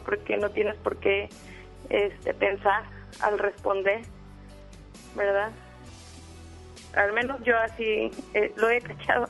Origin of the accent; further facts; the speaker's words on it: León, Guanajuato, Mexico; moved away as an adult; now in Monterrey, Mexico; no soy de aquí de Monterrey, soy de León, Guanajuato y estoy aquí por mi trabajo